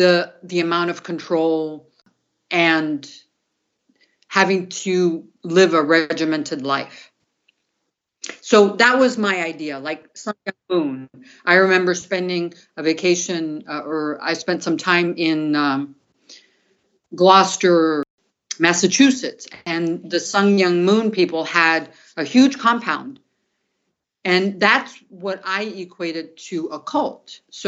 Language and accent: English; Brazil; I grew up in South America and Brazil, and my dad was an American and my mom was Colombian.